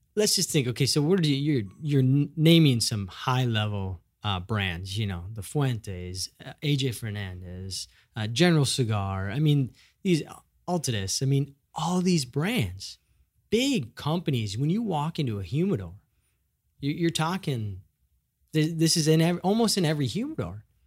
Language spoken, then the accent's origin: English; Midwest, United States; moved away; I'm from the Midwest